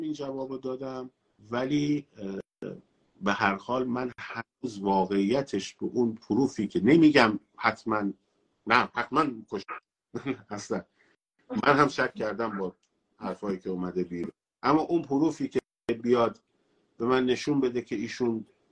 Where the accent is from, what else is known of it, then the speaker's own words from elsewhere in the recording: Tehran, Tehran Province, Iran; تهران مثلاً شهر خودم بوده